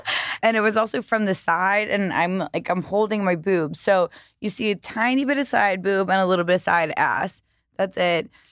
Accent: the South, United States; I grew up in the South

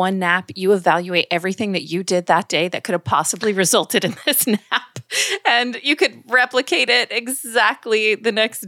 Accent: New York, United States; Well, I hear that you're hailing from my home state of New York, even though I do not have any accent.

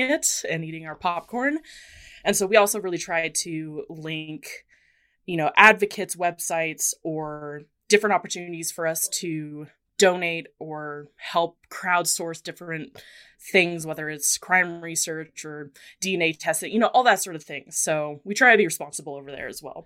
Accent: United States; accent: American; as you can tell by my accent, I'm American

